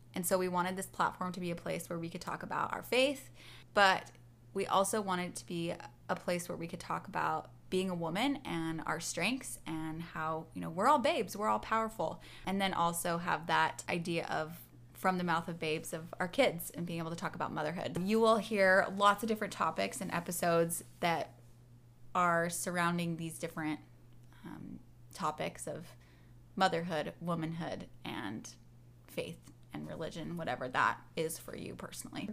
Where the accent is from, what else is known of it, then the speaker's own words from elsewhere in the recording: Seattle, Washington, United States; I'm from Seattle, Washington, and I live there with my husband Luke